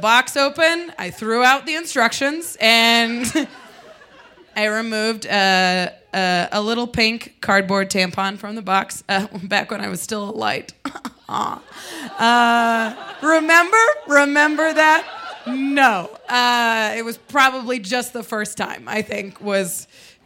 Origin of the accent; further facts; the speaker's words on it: Midwest, United States; now in Denver, United States; But we're from the Midwest